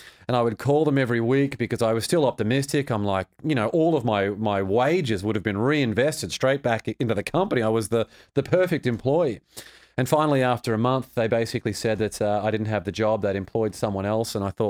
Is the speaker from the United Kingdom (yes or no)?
no; Australia; It was good. Australia's a beautiful place.